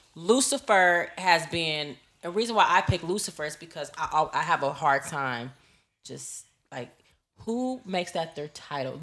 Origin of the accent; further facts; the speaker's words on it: Los Angeles, California, United States; I'm from the West. I'm from L